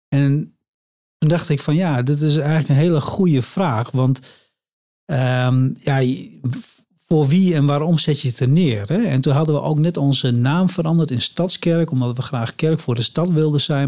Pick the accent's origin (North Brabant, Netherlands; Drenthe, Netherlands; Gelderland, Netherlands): Drenthe, Netherlands; moved away; Ik kom oorspronkelijk uit Drenthe